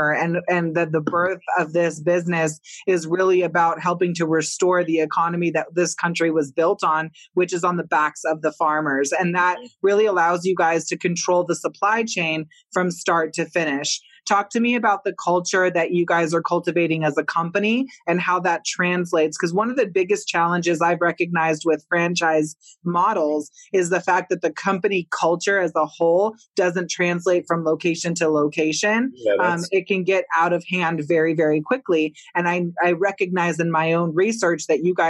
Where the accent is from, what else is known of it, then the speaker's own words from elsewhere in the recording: San Diego, California, United States; San Diego, where I finished high school